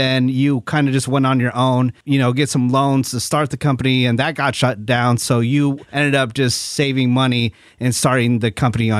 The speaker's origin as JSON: {"language": "English", "area": "San Francisco Bay Area", "region": "California", "country": "United States", "moved": "yes", "lives_now": "Burbank, United States", "said": "I'm originally from the San Francisco Bay Area."}